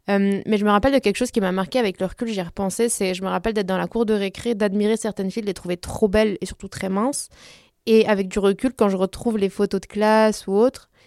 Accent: Belgium; also born or lived in France; donc j'ai la, double culture, on va dire, européenne, parce que j'ai grandi en Belgique et en France, euh, mais aussi euh, latino.

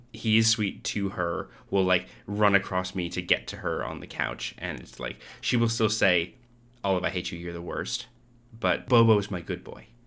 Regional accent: Canada; now in Australia; I'm from Canada. I live in Australia.

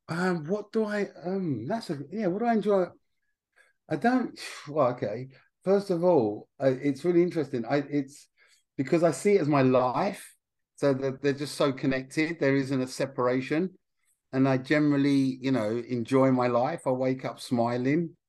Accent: Essex, East of England, United Kingdom; I'm from Essex

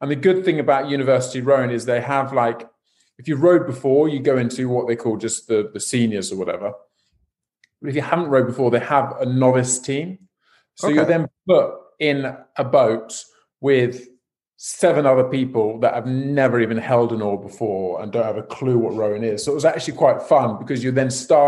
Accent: West Country, South West England, United Kingdom; also born or lived in Buckinghamshire; now in London, United Kingdom; I'm from the West Country

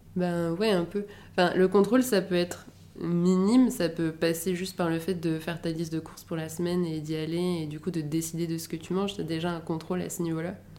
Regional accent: Paris, Île-de-France, France; also born or lived in Edinburgh; Je suis née et j'ai grandi à Paris.

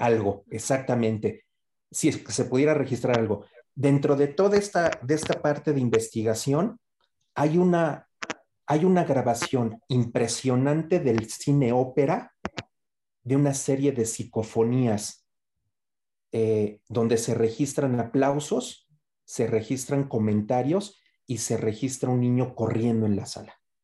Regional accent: Mexico; esta parte de nuestro folclore como, mexicano

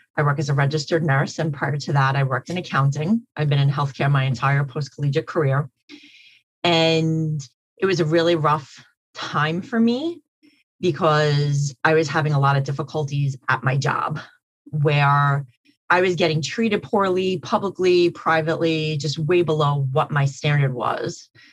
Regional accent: New York City, New York, United States; so I'm from Queens County

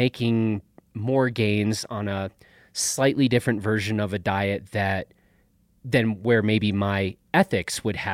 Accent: Chicago, Illinois, United States; I grew up in Chicago

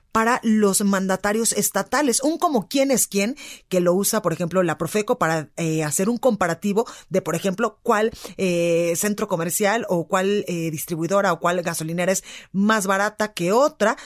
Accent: Guadalajara, Jalisco, Mexico; now in Mexico City, Mexico; en Guadalajara, Jalisco, en La Perla, Tapatía, en mi tierra por el 100.3

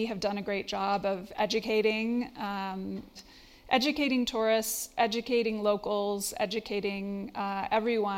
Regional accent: Basalt, Colorado, United States; Yes, grew up here in the valley. I grew up in Basalt, a little town down the road from here

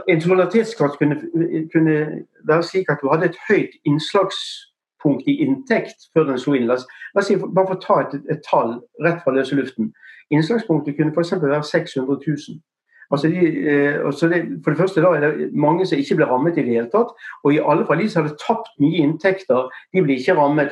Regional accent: Bergen, Vestland, Norway; Så du kan ikke høre på stemmen så, eller på måten jeg snakker, så er jeg fra Bergen

